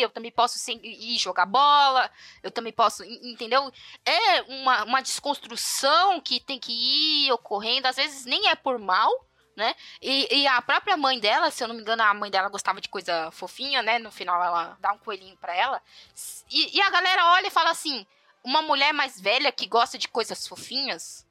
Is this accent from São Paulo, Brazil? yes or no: yes; São Paulo, Brazil; eu sou a filha do meio e tudo mais, já nasci aqui em São Paulo